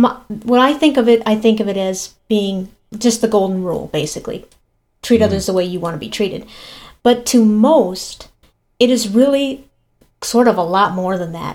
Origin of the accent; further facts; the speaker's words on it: Minnesota, United States; I'm from Minnesota.